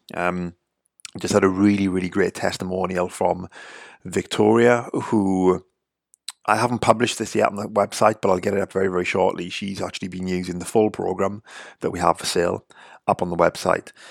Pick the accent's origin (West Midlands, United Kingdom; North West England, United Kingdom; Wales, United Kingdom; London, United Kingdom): Wales, United Kingdom; I'm from Wales, grew up in the U K.